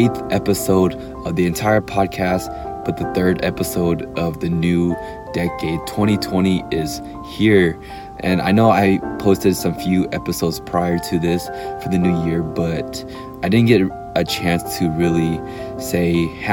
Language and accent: English; Dallas, Texas, United States; I'm from Dallas